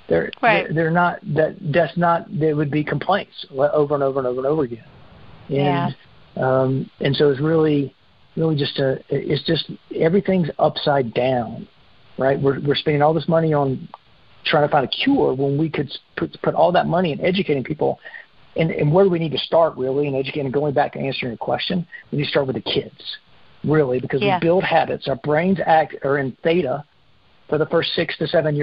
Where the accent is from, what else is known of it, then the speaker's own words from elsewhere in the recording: South Carolina, United States; I grew up in South Carolina. I spent my first 30 years in South Carolina eating that diet